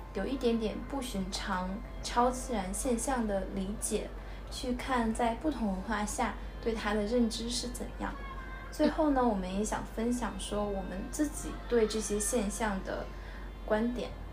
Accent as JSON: {"language": "Chinese", "region": "Beijing", "country": "China", "tie": "born or raised there", "also_born_or_lived": "Taipei, Taiwan", "moved": "as an adult", "said": "我的话是从小在北京长大，然后之后大学就，呃，跟资源一样是到了台北去念书"}